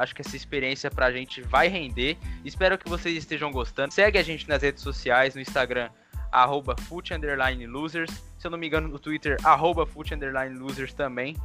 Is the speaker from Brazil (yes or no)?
yes; Brazil; a gente, como brasileiro